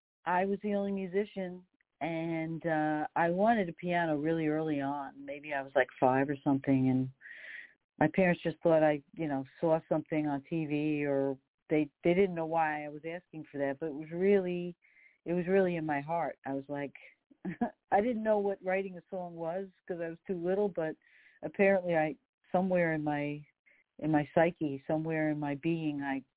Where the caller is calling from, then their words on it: New York, United States; I'm calling you from New York. I'm on the Queens border, about 20 minutes outside of Midtown Manhattan.